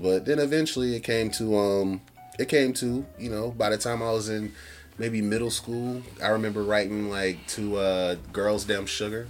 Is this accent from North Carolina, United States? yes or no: yes; North Carolina, United States; So we grew up in North Carolina listening to everything.